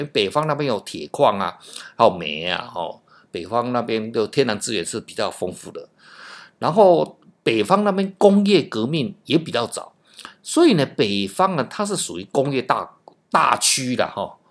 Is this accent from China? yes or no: no; Taiwan; 因为我们台湾人哦，是受 基本上是美式教育了哈